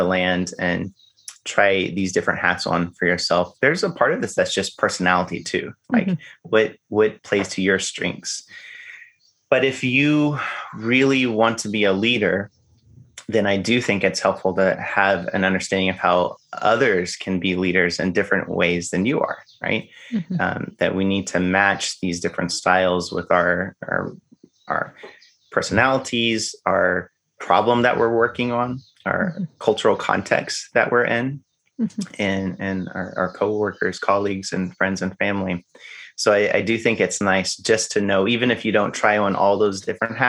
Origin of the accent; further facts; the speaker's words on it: the South, Arkansas, United States; I grew up in the South. And in the South, we have boy state and girl state